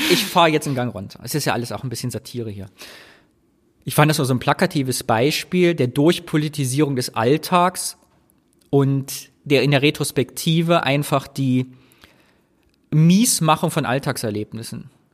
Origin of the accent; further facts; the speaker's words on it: Thuringia, Germany; bei uns in Thüringen